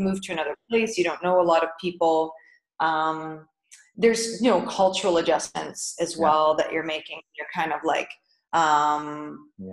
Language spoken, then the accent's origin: English; Canada; moved away as an adult; now in Dubai, United Arab Emirates; Being a Canadian